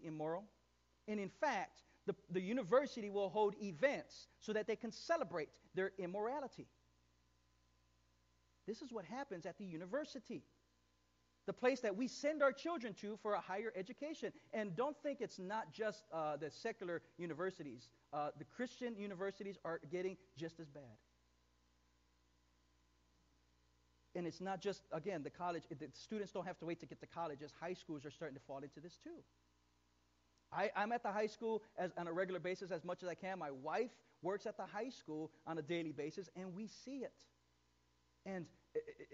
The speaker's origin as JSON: {"language": "English", "town": "East Chicago", "region": "Indiana", "country": "United States", "tie": "born or raised there", "said": "my hometown. I'm from East Chicago"}